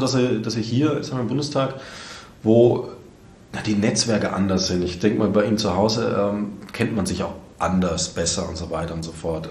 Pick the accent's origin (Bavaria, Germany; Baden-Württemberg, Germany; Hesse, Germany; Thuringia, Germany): Bavaria, Germany; now in Saxony, Germany; ich komme aus Bayern